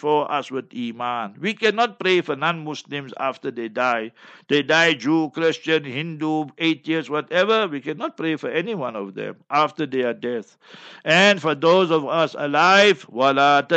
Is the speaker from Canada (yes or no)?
no; Heidelberg, Gauteng, South Africa; moved away; I will be in Heidelberg by that time, inshallah, my hometown where I was born and bred